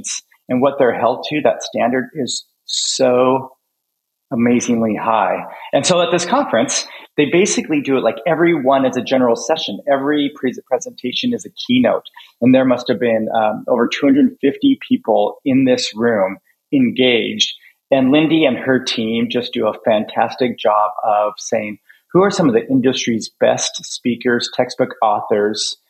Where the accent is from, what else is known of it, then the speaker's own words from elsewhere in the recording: Montana, United States; I'm from Montana